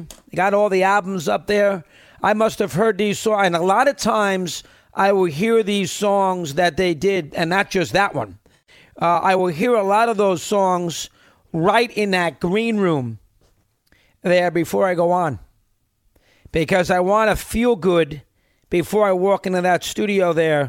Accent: Lebanon, New York, United States; 17-year-old boy growing up in Upper Darrell School in Lebanon, New York.

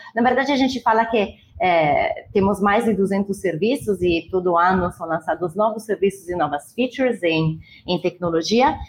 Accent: near Milan, northern Italy, Italy; Portuguese is a second language; moved away as an adult; also born or lived in Lisbon, Portugal / Lucerne, Switzerland; now in Brazil; Eu sou, eu sou, então, do norte da Itália, né, perto de Milão.

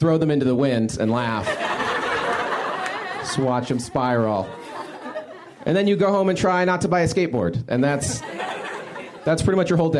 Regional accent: Alaska, United States; I'm from Alaska originally. That's my home

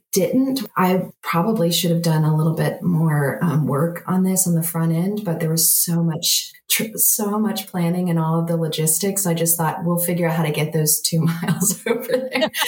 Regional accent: Nashville, Tennessee, United States; we're from Nashville

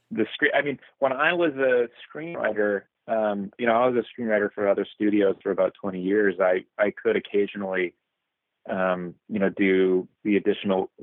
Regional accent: South Texas, United States; moved away; also born or lived in New York; My first scripts were based on my upbringing in South Texas

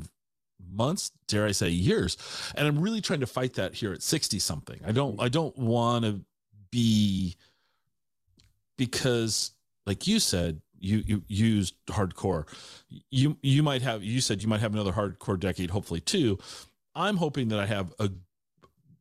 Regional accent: Tacoma, Washington, United States; also born or lived in Ellensburg / Seattle / Wenatchee; I grew up in the Tacoma area

